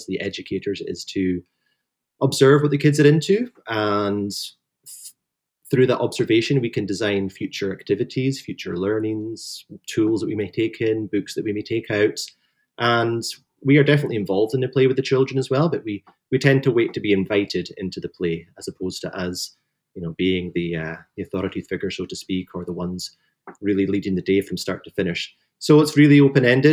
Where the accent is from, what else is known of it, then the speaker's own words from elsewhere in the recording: Highlands of Scotland, United Kingdom; I grew up in the Highlands of Scotland